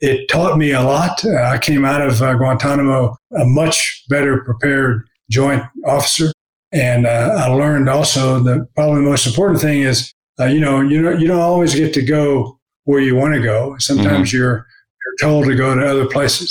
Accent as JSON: {"language": "English", "town": "Pensacola", "region": "Florida", "country": "United States", "tie": "born or raised there", "said": "I grew up in Pensacola, Florida"}